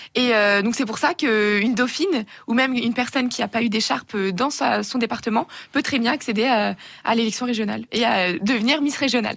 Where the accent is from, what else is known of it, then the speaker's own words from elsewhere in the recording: Burgundy, Bourgogne-Franche-Comté, France; je viens de la Bourgogne